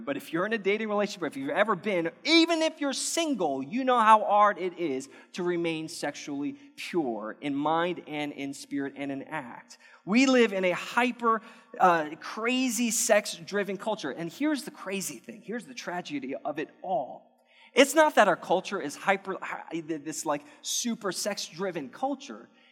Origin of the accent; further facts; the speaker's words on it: United States; We as American viewers